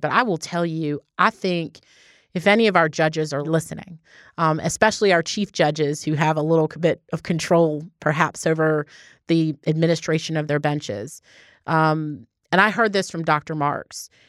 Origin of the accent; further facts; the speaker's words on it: Baltimore, Maryland, United States; now in Georgia, United States; my hometown's Baltimore